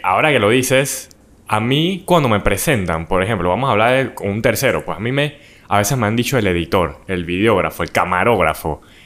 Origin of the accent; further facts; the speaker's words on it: Panama; nosotros como panameños